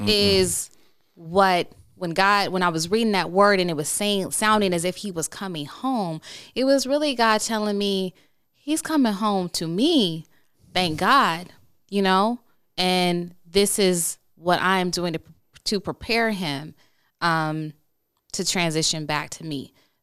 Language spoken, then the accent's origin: English; Chicago, Illinois, United States; Look, I'm from the South Side of Chicago. Look, sometimes we just, you should hear my family.